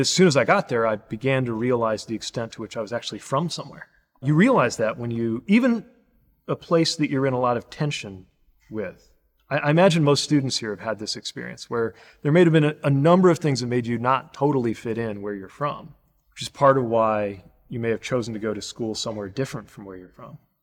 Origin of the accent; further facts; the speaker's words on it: South Bend, Indiana, United States; I'm the mayor of my hometown